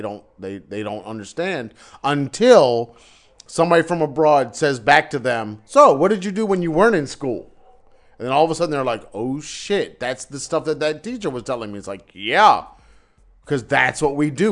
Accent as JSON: {"language": "English", "town": "Wilmington", "region": "Delaware", "country": "United States", "tie": "born or raised there", "said": "I was growing up in Wilmington, Delaware"}